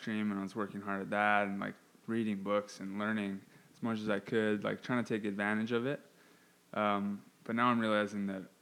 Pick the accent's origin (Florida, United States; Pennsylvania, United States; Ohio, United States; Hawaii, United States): Hawaii, United States; moved away; I'm originally from Hawaii.